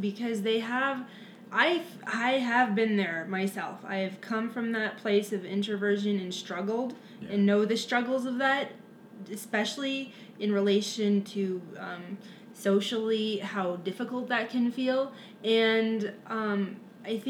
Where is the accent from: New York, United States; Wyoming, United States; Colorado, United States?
Colorado, United States; Lakewood; also born or lived in Fort Collins, Colorado; I'm from Lakewood, Colorado, now currently living back in Lakewood